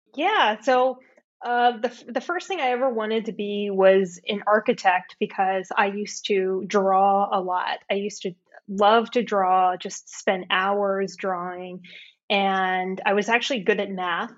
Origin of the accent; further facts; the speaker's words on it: California, United States; I grew up in California